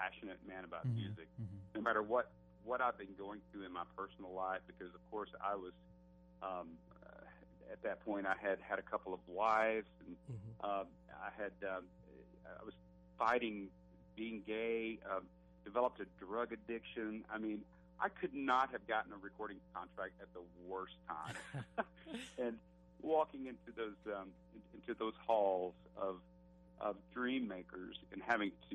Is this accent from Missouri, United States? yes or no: no; Alabama, United States; I'm from Alabama